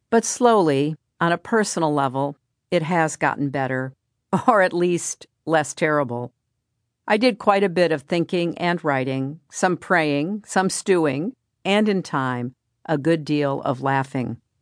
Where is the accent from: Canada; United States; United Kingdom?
United States; as an American